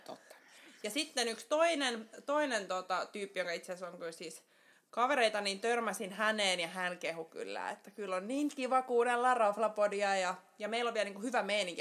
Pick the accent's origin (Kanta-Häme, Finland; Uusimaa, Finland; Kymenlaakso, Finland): Uusimaa, Finland; Helsinki; Helsingistä kotoisin ja täällä pääosan elämää eläneenä